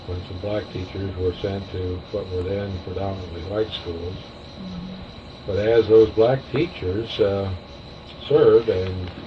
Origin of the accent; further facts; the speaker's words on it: Topeka, Kansas, United States; I'd grown up in Topeka that way. Growing up in Topeka the schools were segregated through the first eight grades.